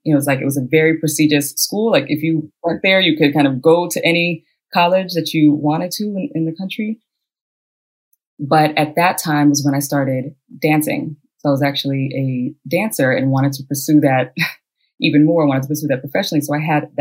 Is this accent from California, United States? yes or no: yes; San Francisco, California, United States; also born or lived in Cuba; I'm from San Francisco